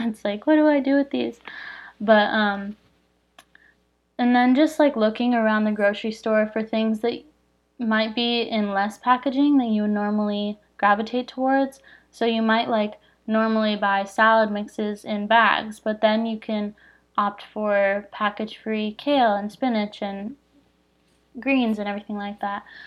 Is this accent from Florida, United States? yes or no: no; Phoenix, Arizona, United States; I'm from Phoenix